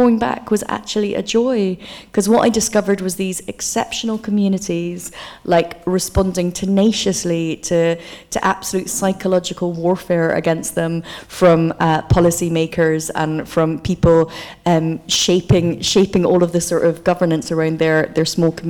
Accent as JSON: {"language": "English", "area": "Aberdeen", "region": "Scotland", "country": "United Kingdom", "tie": "born or raised there", "also_born_or_lived": "Coatbridge", "said": "Aberdeen, where I was born, whenever I say I'm from there"}